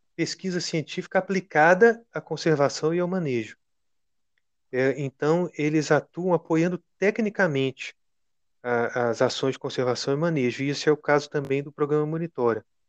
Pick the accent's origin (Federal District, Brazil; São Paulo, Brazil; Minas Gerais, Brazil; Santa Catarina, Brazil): Minas Gerais, Brazil; sou mineiro